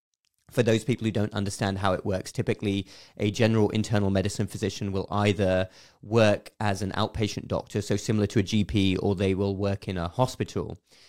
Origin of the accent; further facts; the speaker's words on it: South East England, United Kingdom; moved away as an adult; now in United States; And I grew up in England, southeast of England.